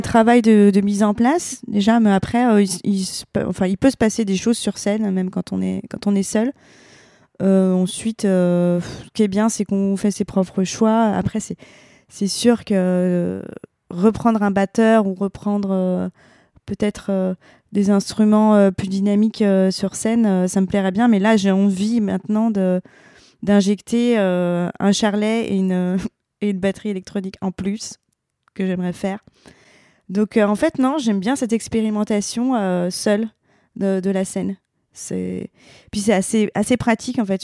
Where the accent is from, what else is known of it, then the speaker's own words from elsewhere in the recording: the East, eastern France, France; on vient de l'Est